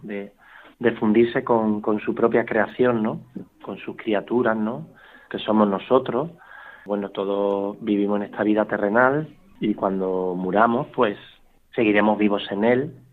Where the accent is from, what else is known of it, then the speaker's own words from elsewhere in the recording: Málaga, Andalusia, Spain; aquí en la parroquia de, Nuestra Señora de la Paz, de aquí de Málaga, que es de donde yo soy